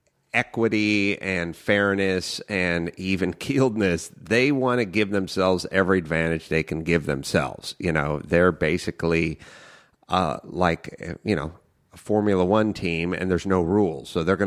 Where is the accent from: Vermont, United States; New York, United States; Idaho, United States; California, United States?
California, United States; North Hollywood; Yeah, I grew up in North Hollywood, you know, just me and young Raffles